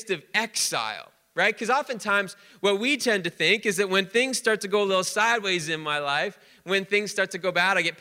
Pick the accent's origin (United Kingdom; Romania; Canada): Canada; we're Canadian.